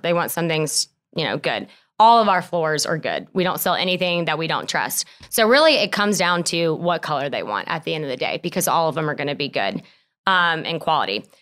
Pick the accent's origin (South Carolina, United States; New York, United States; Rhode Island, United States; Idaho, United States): South Carolina, United States; Lexington; moved away as an adult; also born or lived in Spartanburg, South Carolina; now in Greenville, United States; I grew up in Lexington, South Carolina. Um, I lived there pretty much all my life